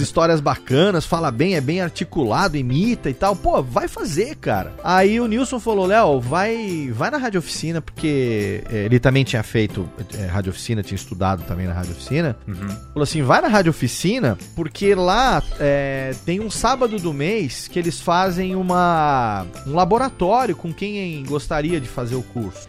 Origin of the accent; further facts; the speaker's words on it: Serra Negra, São Paulo, Brazil; moved away as an adult; also born or lived in Rio de Janeiro / Japan / Sri Lanka; quando cresci aqui no interior, aqui em Serra Negra